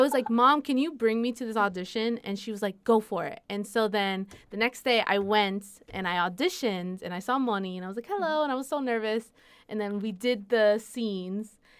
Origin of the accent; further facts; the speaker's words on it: Puerto Rico; accent: boricua; my Spanish is very boricua